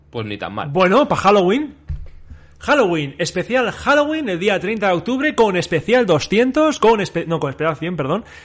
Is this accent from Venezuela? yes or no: no; Catalonia, Spain; Aquí no se tira nada, somos catalanes